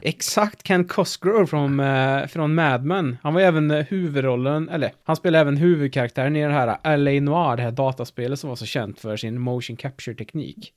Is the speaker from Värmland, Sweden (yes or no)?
yes; Värmland, Sweden; Vi är ju från Värmland